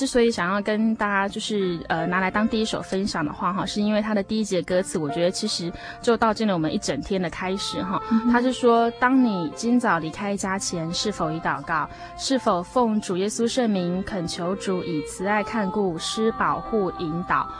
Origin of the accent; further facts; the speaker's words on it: Hualien, Hualien County, Taiwan; 其实我是来自于花莲，我是花莲人。